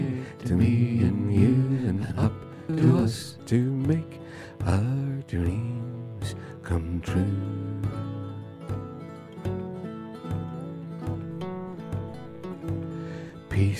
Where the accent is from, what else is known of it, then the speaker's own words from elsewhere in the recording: County Down, Northern Ireland, United Kingdom; I come from the County Down